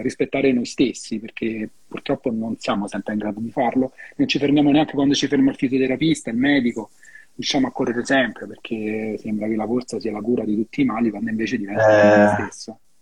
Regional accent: Rome, Lazio, Italy; io lo dico da romano

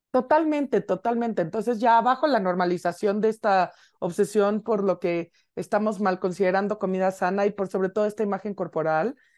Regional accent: Mexico City, Mexico; nosotros como buenas chilangas

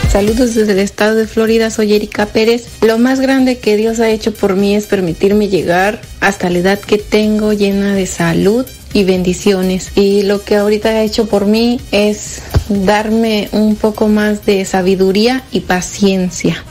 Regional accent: Jalisco, Mexico; now in Detroit, United States; yo lo escucho en Detroit, Michigan. Soy de Jalisco

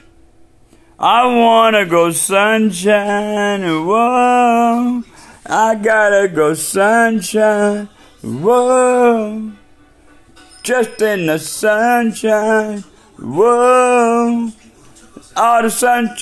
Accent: Washington, United States; We are from Washington State, the PNW

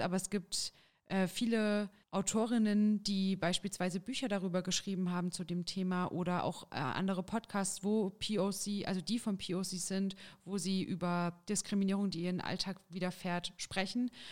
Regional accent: Jena, Thuringia, Germany; ich bin geboren in Jena und wohne derzeit auch in Jena

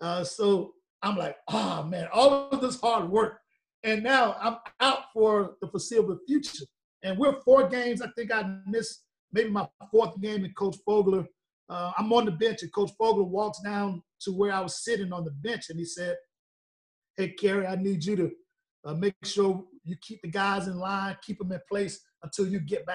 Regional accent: Columbia, South Carolina, United States; I grew up 10 minutes away from the campus

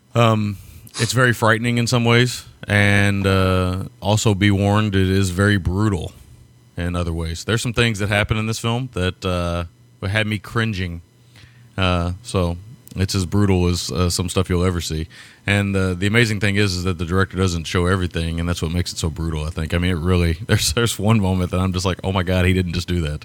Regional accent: United States; being an American

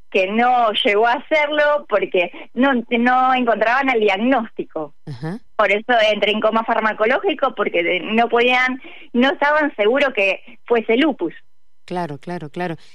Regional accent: General Roca, Río Negro, Argentina; born there; now in Buenos Aires, Argentina; Sí, estoy en Capital Federal, pero nací en la ciudad General Roca, Río Negro.

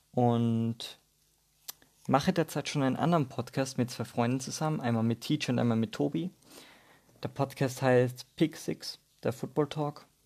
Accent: Austria; accent: Austrian; Vielleicht merkt man es ein bisschen an meinem Dialekt, dass ich aus Österreich komme. Ich versuche so gut wie möglich Hochdeutsch zu reden.

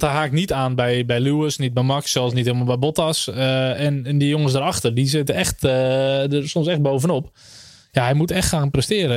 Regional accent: Netherlands; als Nederlander

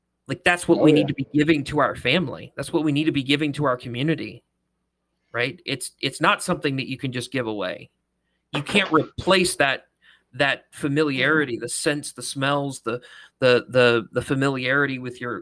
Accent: Mississippi, United States; born or raised there; moved away as an adult; also born or lived in North Carolina

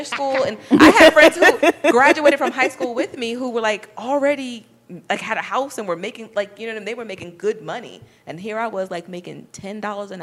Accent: New York, United States; moved away; I'm from New York.

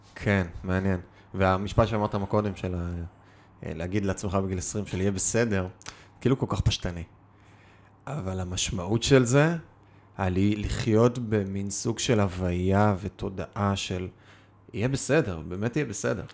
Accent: Kiryat Bialik, Haifa District, Israel; כשגדלתי בתור ילד ארס מהקריות

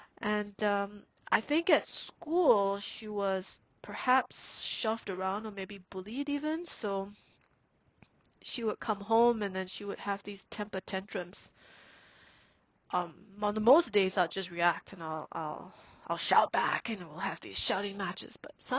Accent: Singapore; growing up in Singapore, we have helpers, who stay in the house and does everything for us.

